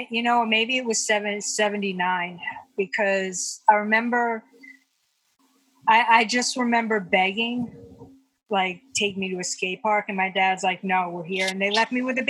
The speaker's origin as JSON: {"language": "English", "region": "New York", "country": "United States", "said": "I loved being a New York. I love being a New Yorker. I still love being a New Yorker."}